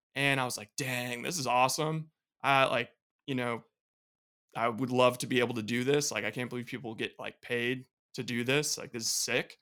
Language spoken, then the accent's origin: English; Bay Area, California, United States; growing up in the Bay Area